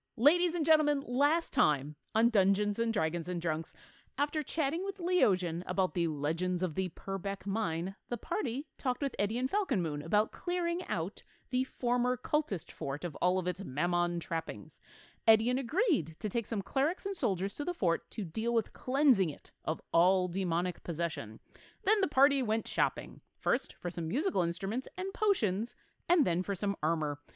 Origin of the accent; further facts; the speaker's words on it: Buffalo, New York, United States; I'm from Buffalo